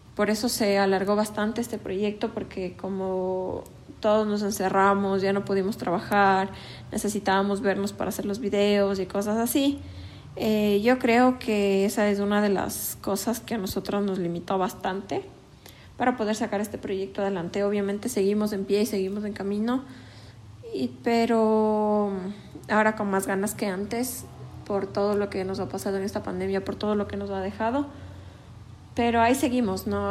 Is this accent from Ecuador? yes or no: yes; Ecuador; como jóvenes ecuatorianos